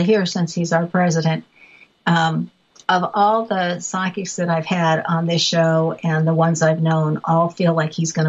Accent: California, United States; moved away; people I grew up with in California.

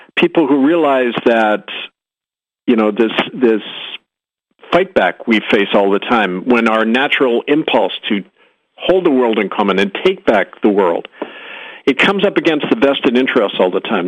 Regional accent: Winnipeg, Manitoba, Canada; my hometown of Winnipeg

